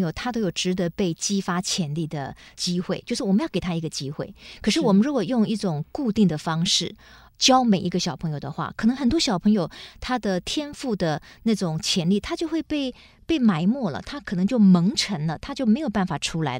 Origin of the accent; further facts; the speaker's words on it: Taiwan; first language Taiwanese Hokkien; Chinese is a second language; 其实我们家的母语也是台语，